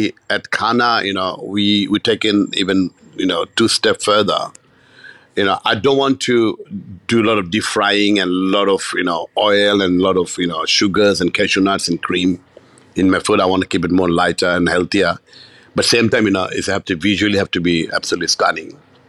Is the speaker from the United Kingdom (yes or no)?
no; Bangladesh; I grew up in Bangladesh.